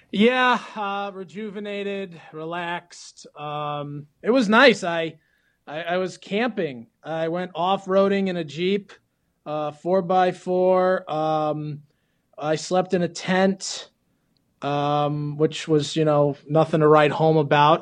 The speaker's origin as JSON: {"language": "English", "region": "Florida", "country": "United States", "said": "I'm from Florida"}